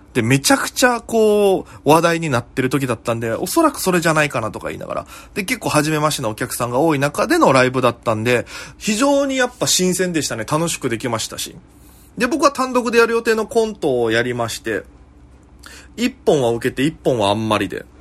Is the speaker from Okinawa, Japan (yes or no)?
yes; Okinawa, Japan; now in Tokyo, Japan; 大都会東京へ口先一つで乗り込んだ沖縄芸人